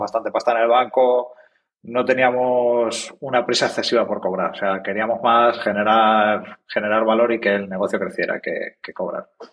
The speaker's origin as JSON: {"language": "Spanish", "town": "Ciudad Real", "region": "Castilla-La Mancha", "country": "Spain", "said": "somos de Ciudad Real, que ya es una cosa rara"}